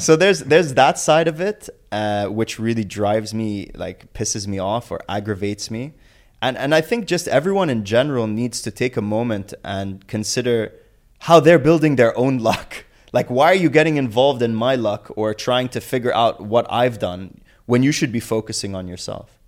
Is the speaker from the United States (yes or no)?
no; Abu Dhabi, United Arab Emirates; growing up in Abu Dhabi, both my parents were entrepreneurs